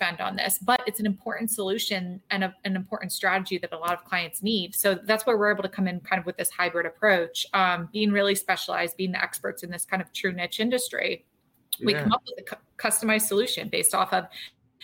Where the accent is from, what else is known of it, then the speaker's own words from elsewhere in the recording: Maryland, United States; moved away as an adult; also born or lived in Philadelphia area; now in Philadelphia, United States; I moved out from Maryland in 2009